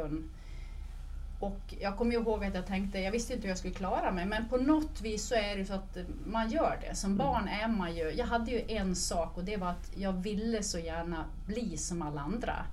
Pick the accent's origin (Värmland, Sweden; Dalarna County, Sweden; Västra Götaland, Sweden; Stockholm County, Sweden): Dalarna County, Sweden; Men jag är uppvuxen i Dalarna